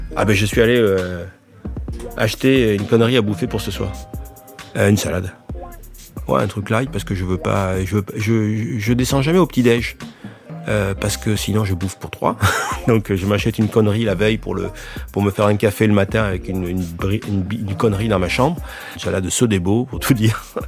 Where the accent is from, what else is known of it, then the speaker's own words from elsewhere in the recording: France; je suis français, je suis content d'être français, d'être né en France